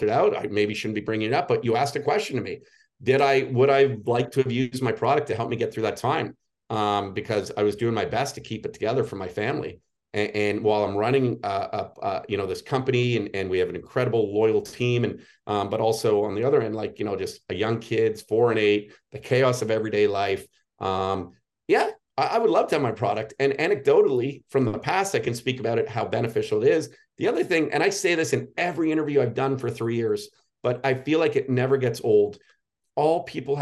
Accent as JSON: {"language": "English", "town": "Toronto", "region": "Ontario", "country": "Canada", "said": "we're from the Toronto area"}